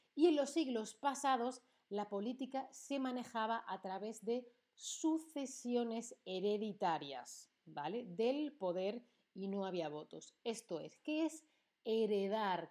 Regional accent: Spain; Yo, que soy de España

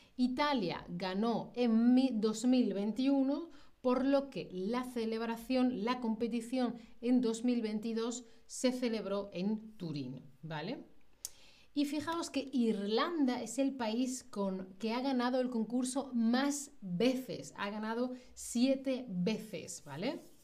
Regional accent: Spain; first language Spanish; yo soy de España

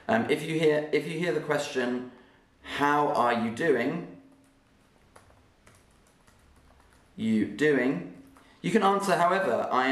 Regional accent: Oxford, South East England, United Kingdom; accent: Southern English, RP; first language German; also born or lived in London; I was born in London and I grew up in Oxford

